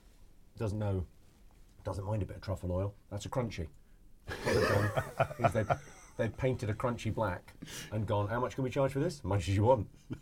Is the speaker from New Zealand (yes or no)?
no; Slough, South East England, United Kingdom; Slough, pretty much. And so I grew up just on the Farnham Road, just under the Mars factory.